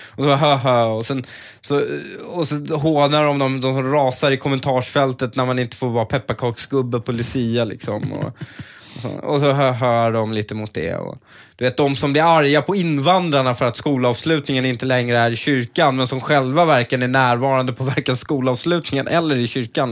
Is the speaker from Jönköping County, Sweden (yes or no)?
no; Stockholm, Stockholm County, Sweden; also born or lived in Upplands Väsby; när jag var uppväxt i Husby och de sociala klickarna även i Väsby